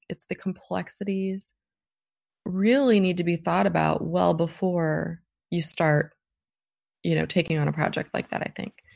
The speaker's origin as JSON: {"language": "English", "country": "United States", "said": "as American workers"}